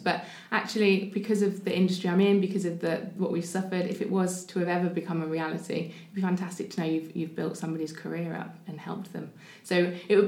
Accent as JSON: {"language": "English", "region": "the north of England", "country": "United Kingdom", "also_born_or_lived": "London", "accent": "northern", "moved": "as an adult", "lives_now": "Portsmouth, United Kingdom", "said": "I'm not from here originally. I'm not sure if you can hear my accent. I am a northerner"}